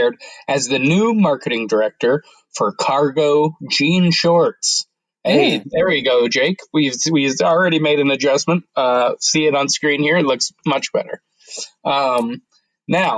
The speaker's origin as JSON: {"language": "English", "town": "Denver", "region": "Colorado", "country": "United States", "said": "I'm from Denver."}